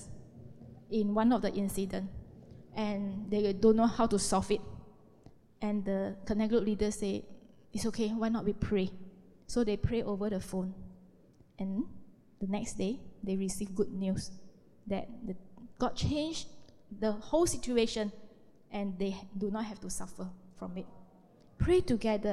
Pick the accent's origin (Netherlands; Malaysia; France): Malaysia; We are Malaysian.